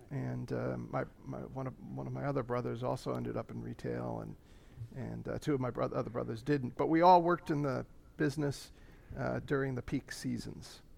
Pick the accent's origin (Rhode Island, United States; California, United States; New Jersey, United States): New Jersey, United States; central; I was, uh, raised in central New Jersey